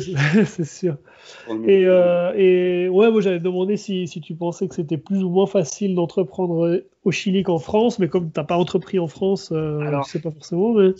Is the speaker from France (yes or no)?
no; Switzerland; now in Chile; en tant que Suisse